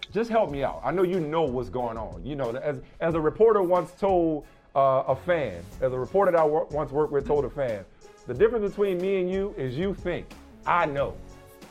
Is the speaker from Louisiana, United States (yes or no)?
yes; New Orleans, Louisiana, United States; I'm from New Orleans